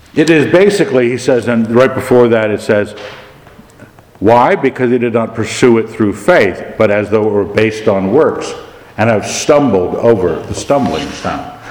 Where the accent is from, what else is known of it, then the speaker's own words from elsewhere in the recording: United States; I grew up in America